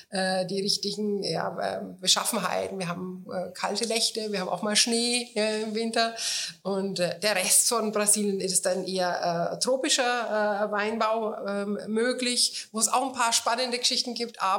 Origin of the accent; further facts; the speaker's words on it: Bavaria, Germany; als Franke muss man natürlich Bier sprechen.